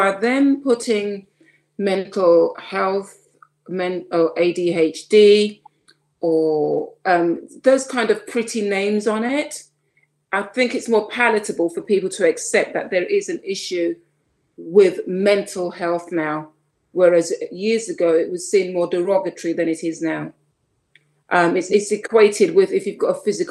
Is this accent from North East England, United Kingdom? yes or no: no; London, United Kingdom; also born or lived in Saint Lucia; even though I was born in London, when I was the age of 5, I went to St. Lucia and came back when I was 9.